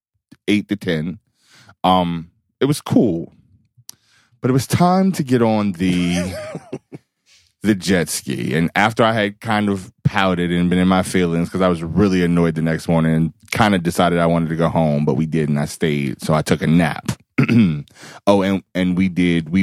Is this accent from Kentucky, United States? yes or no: no; Reston, Virginia, United States; I grew up in Reston, Virginia